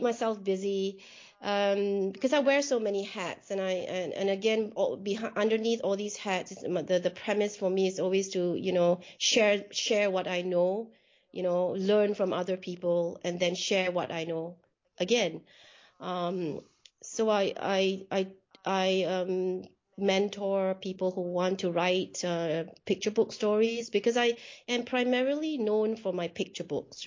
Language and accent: English; Singapore; moved away; I was born in Singapore and I lived in Singapore for a good part of my life.